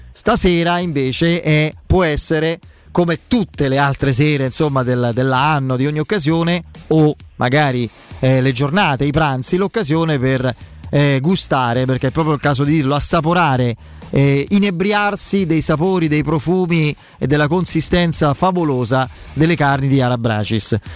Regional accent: Abruzzo, Italy; te lo dico da abruzzese

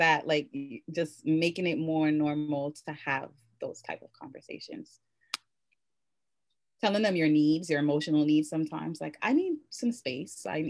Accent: Jamaica; I'm Jamaican

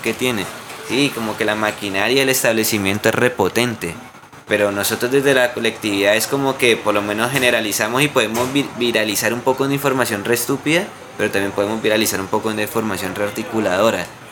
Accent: Colombia

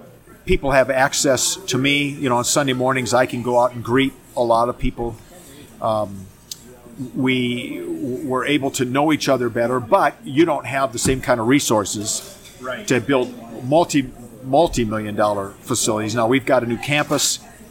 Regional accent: Minneapolis, Minnesota, United States; moved away as an adult; now in Phoenix, United States; I grew up in Minneapolis, Minnesota, and went to youth group there in my church, went to seminary there

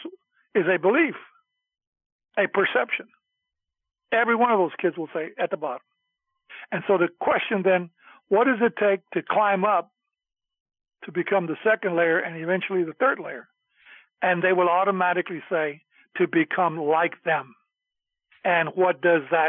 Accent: Houston, Texas, United States; back in Magnolia, where I grew up in Houston

